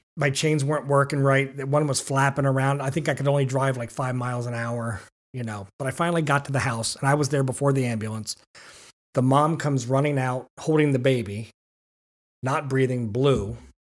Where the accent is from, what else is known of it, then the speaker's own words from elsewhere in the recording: Manheim, Pennsylvania, United States; I grew up in Mannheim Borough, small area